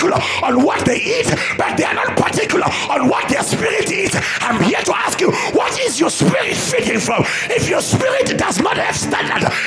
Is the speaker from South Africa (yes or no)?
yes; South Africa; I'm a South African.